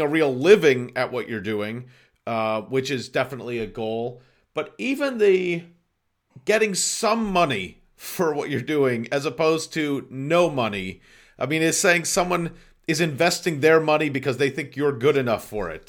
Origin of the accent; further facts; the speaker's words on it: Boston, Massachusetts, United States; moved away; also born or lived in Los Angeles; I'm also from Boston